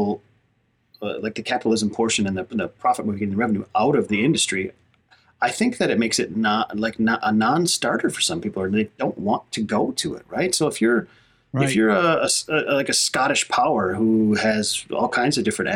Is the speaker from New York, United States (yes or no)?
no; Hayward, Wisconsin, United States; moved away; I'm in northern Wisconsin, back into my hometown here in Hayward.